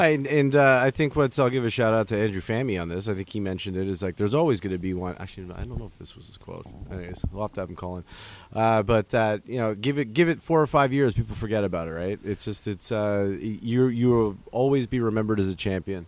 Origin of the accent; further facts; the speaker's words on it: Toronto, Ontario, Canada; we're, we're from Toronto